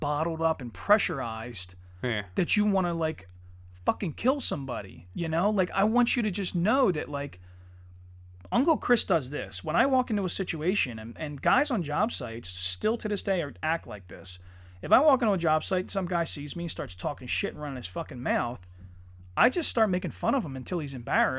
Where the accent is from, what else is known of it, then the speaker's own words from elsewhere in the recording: Ireland; you know, I'm Irish. I would have fucked it up.